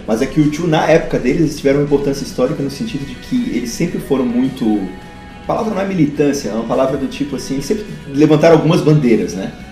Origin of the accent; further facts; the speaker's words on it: Florianópolis, Santa Catarina, Brazil; eu sou de Florianópolis